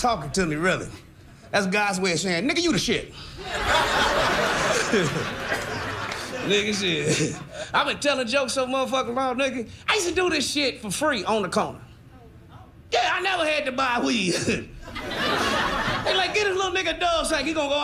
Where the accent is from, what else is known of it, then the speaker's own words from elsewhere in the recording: Kansas City, Missouri, United States; I'm from Kansas City, Missouri